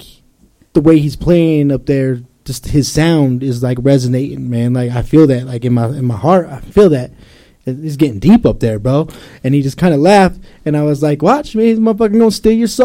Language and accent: English; Ogden, Utah, United States; I love being from Ogden City, man. I love to be able to call that place my hometown.